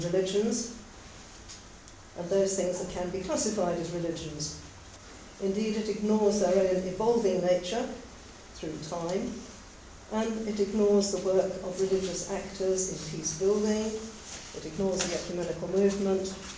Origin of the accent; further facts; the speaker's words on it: England, United Kingdom; also born or lived in South Africa; as an English Anglican priest ordained in the Antipodes myself, albeit in South Africa